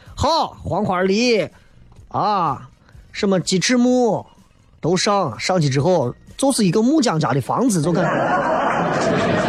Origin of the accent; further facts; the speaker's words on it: Xi'an, Shaanxi, China; 俺西安人